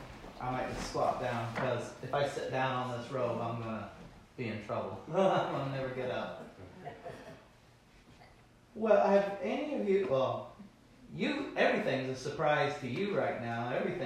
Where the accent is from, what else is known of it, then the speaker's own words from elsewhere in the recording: Houston, Missouri, United States; born there; Me, I was born in Houston, Missouri. And if you want to get really specific, Houston, Missouri, Texas County.